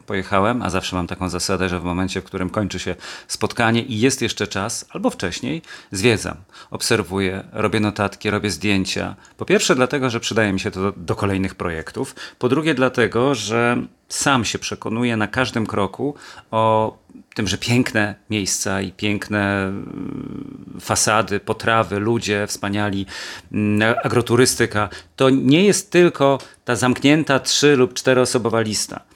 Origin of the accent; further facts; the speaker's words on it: Świętokrzyskie Voivodeship, Poland; w moich rodzinnych stronach, świętokrzyskiem